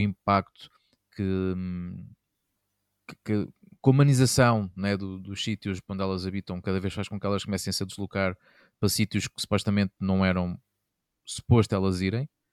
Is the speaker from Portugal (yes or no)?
yes; Castelo Branco, Portugal; sempre me habitei desde miúdo lá, lá em Castelo Branco